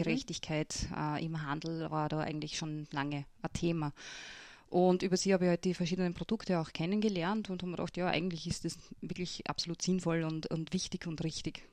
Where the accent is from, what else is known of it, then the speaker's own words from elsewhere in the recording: Lutzmannsburg, Burgenland, Austria; ich bin ja aufgewachsen in Lutzmannsburg auf einem Bauernhof